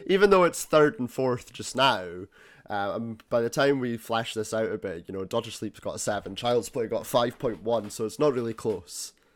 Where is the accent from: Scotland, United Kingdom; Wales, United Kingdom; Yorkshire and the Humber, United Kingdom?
Scotland, United Kingdom; being Scottish